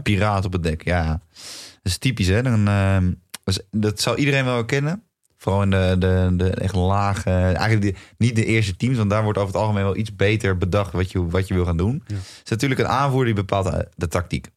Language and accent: Dutch; Netherlands; wij als Nederlanders